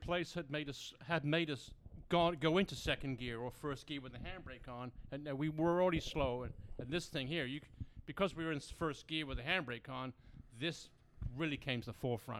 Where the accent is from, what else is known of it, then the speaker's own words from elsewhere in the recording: Brighton, South East England, United Kingdom; now in United States; I'm from Brighton, England, born and raised in England.